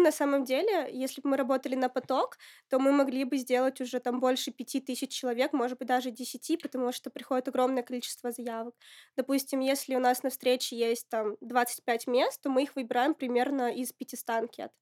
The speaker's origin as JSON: {"language": "Russian", "town": "Apatity", "region": "Murmansk Oblast", "country": "Russia", "tie": "born or raised there", "moved": "as an adult", "lives_now": "Moscow, Russia", "said": "Я родилась в Апатитах, это Мурманская область."}